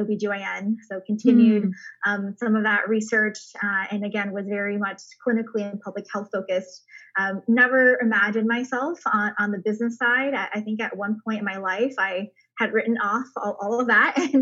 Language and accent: English; Michigan, United States; also born or lived in China; my family is originally from China, and we moved to Michigan when I was a toddler. So grew up there